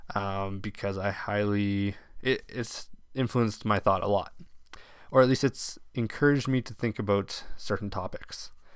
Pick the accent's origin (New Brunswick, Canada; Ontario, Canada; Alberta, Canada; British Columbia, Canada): Alberta, Canada; Bonnyville; now in Crowsnest Pass, Canada; that I grew up seeing in Bonneville quite regularly